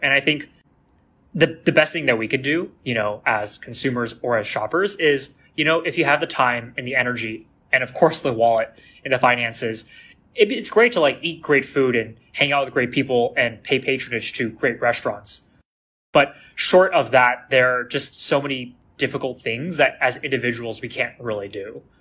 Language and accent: English; San Francisco, California, United States; also born or lived in Oakland, California; I grew up in Chinatown One. I grew up there with my family in a very cozy one bedroom apartment in the heart of the city